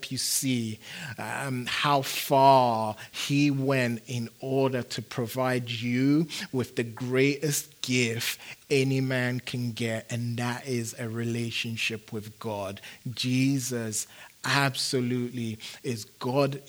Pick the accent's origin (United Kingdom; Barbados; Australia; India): United Kingdom; London; moved away as an adult; also born or lived in Phoenix; now in United States; growing up in London